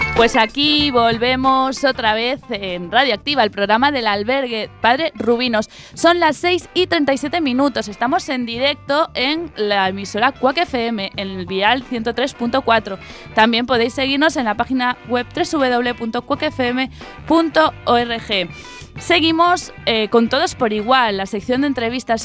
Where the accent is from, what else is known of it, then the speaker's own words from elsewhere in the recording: Vigo, Galicia, Spain; a mi tierra